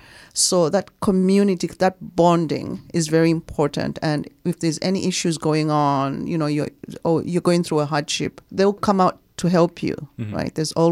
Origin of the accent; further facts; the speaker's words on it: Zambia; moved away as an adult; now in Canada; I was born in Zambia. I was educated in Zambia. I did my elementary and high school in Zambia. It was just fun growing up in Zambia.